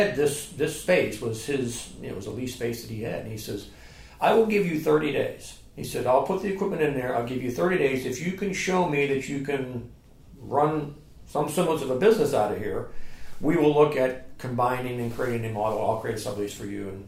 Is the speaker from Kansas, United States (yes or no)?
no; Youngstown, Ohio, United States; moved away as an adult; now in Charleston, United States; I grew up in Ohio and moved from Youngstown, Ohio